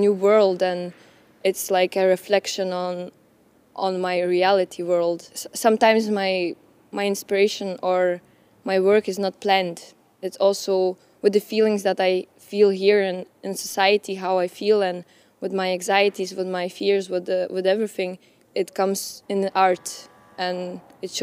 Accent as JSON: {"language": "English", "country": "Lithuania", "said": "I'm from Lithuania"}